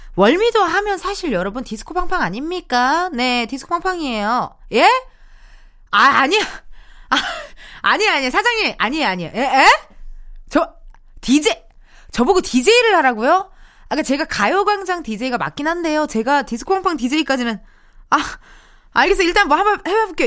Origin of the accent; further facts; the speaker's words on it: Incheon, South Korea; 여기는 나의 고향이고, 나의 본집이고, 나의 본, B-O-R-N이에요. 바로 인천의 딸입니다, 제가.